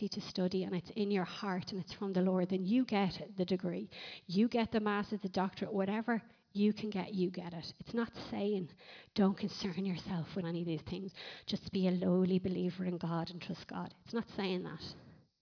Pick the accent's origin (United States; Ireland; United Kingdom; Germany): Ireland; we're Irish